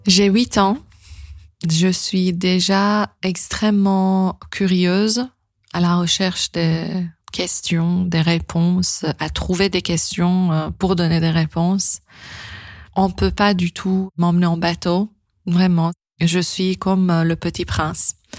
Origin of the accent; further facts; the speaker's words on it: Iran; moved away; quand j'ai quitté l'Iran